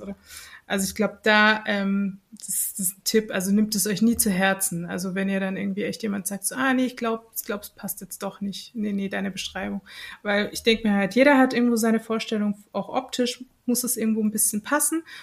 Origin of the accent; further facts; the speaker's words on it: Germany; bei uns in Deutschland